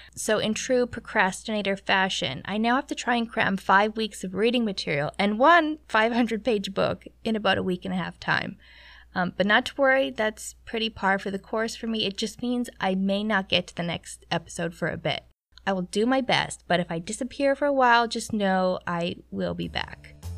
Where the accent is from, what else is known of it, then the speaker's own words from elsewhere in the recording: Canada; moved away; as a Canadian